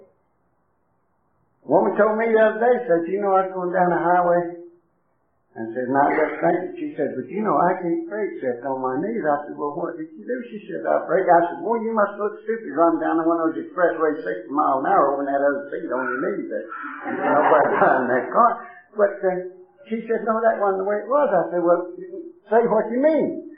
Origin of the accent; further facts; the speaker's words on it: Tennessee, United States; moved away; I come from down in Tennessee